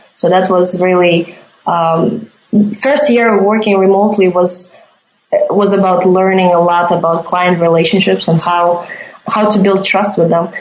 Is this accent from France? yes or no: no; Riga, Latvia; moved away as an adult; I'm originally from Riga, Latvia